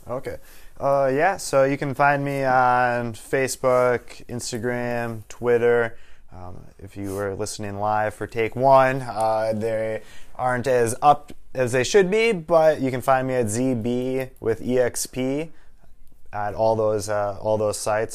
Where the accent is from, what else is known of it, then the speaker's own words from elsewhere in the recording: Waukesha, Wisconsin, United States; also born or lived in Minnesota; born and raised in Waukesha, Wisconsin